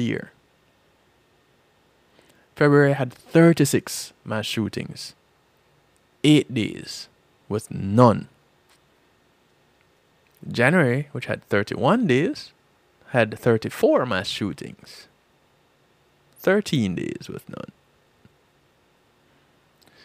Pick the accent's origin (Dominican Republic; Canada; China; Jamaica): Jamaica; now in United States